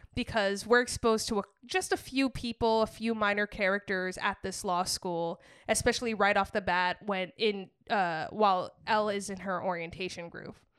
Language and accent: English; New England, United States; growing up in New England